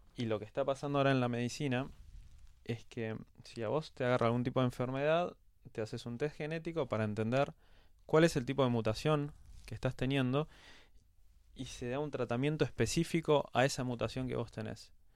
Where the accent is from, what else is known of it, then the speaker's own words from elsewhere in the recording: Quilmes, Buenos Aires Province, Argentina; now in Buenos Aires, Argentina; casi toda mi infancia y mi adolescencia la hice en Quilmes. Ahora vivo en Capital, ahora cuatro o cinco años pero pasé toda mi vida en Quilmes